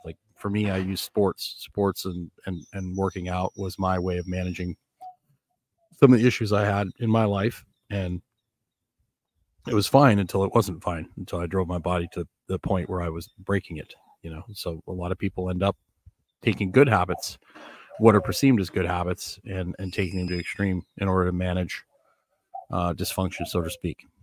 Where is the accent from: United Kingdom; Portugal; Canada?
Canada; Northern Canada; also born or lived in Florida; now in Nicaragua; growing up in Northern Canada